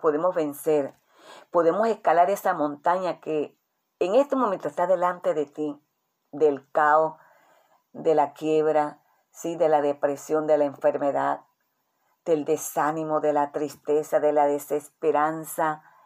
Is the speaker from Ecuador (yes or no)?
no; Colombia; nuestra nación, Colombia